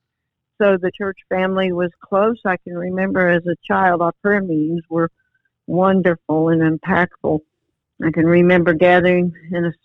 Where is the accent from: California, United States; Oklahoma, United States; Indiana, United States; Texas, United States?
Texas, United States; San Antonio; I grew up in San Antonio, Texas